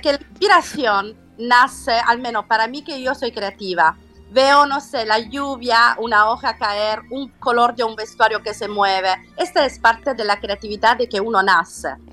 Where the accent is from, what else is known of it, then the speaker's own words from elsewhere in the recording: Salento, Apulia, Italy; Spanish is a second language; now in Mexico; yo sono salentina